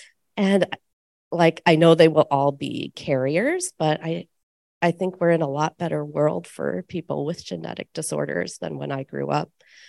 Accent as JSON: {"language": "English", "region": "Iowa", "country": "United States", "said": "I'm from Iowa, and I also have LCA."}